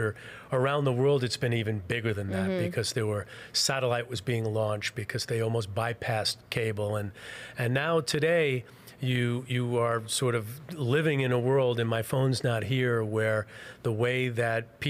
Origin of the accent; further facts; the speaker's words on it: New York City, New York, United States; also born or lived in Western New Jersey; I grew up in Queens. So I grew up in an apartment building